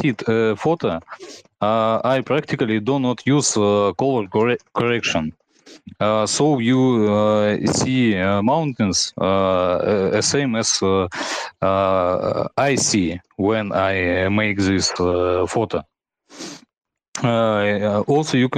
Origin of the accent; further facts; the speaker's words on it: Saint Petersburg, Russia; English is a second language; I'm from Russia, St. Petersburg